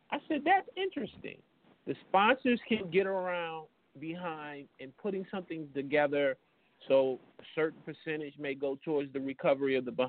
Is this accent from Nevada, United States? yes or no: no; Detroit, Michigan, United States; moved away; I'm from Detroit. I'm originally from Detroit.